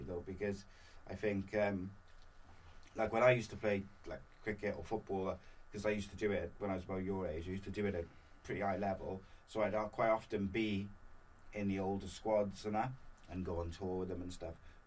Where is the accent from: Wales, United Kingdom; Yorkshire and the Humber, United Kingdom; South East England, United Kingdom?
Wales, United Kingdom; me as a Welshman